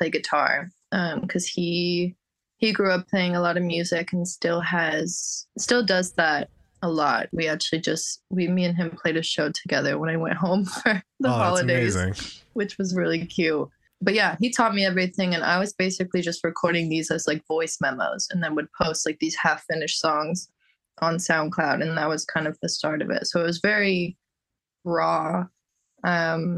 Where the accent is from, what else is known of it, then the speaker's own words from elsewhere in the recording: Bay Area, California, United States; also born or lived in Toronto, Canada; I was born in Toronto. I left Toronto when I was like 7. So I didn't spend like a lot of my youth there, but then moved to the Bay Area.